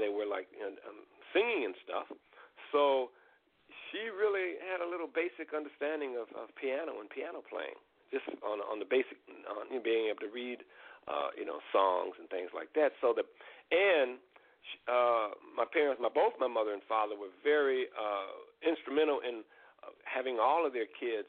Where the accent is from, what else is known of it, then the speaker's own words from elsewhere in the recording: Chicago, Illinois, United States; growing up in Chicago